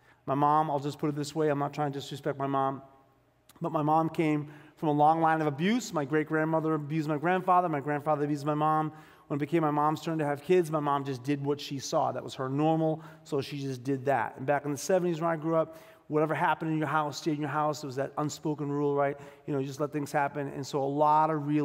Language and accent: English; Boston, Massachusetts, United States; I grew up in South Boston, Massachusetts